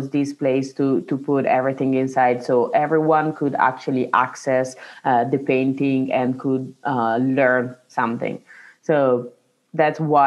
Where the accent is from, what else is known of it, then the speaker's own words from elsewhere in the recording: Italy; now in Milan, Italy; my hometown, where I grew up, we have in our church like a finger